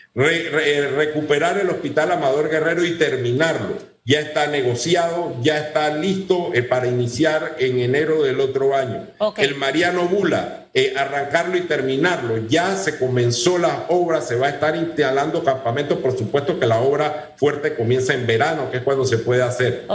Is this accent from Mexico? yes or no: no; Panama; desde hace 200 años somos panameños